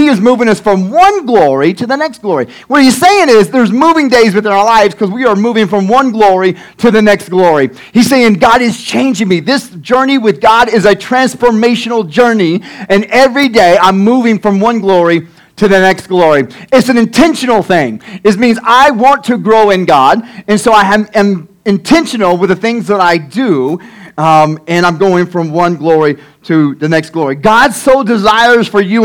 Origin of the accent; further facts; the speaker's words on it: Tecumseh, Oklahoma, United States; also born or lived in Denison, Texas; about 3 years old until I was 19, we've been in Tecumseh, Oklahoma